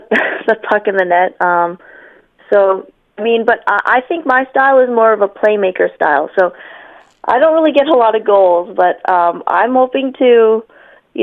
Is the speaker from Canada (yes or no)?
yes; Canada; moved away as an adult; now in South Korea; I was born and raised in Canada